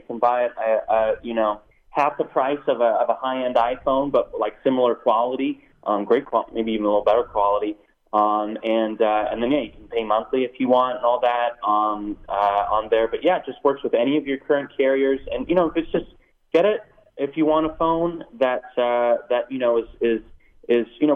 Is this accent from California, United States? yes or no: yes; Silicon Valley, California, United States; I'm from Silicon Valley